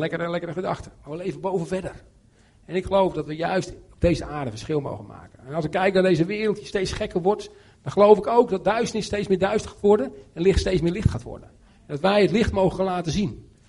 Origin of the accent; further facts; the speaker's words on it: Netherlands; now in Romania